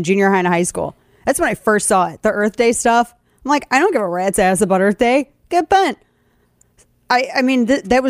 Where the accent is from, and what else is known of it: St. Louis, Missouri, United States; born or raised there; moved away